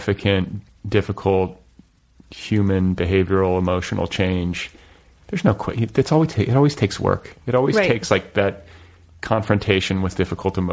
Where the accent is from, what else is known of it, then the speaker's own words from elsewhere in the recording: Indianapolis, Indiana, United States; suburban Indianapolis